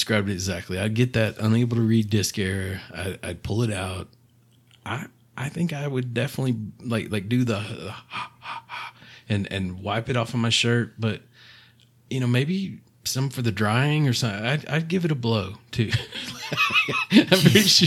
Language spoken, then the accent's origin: English; East Tennessee, United States; growing up in East Tennessee and Mexico